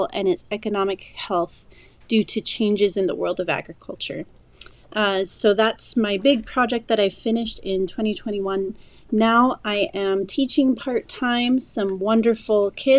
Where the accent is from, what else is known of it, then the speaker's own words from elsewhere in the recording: Idaho, United States; moved away as an adult; also born or lived in Washington, D.C. area / Oxford; I am originally from Idaho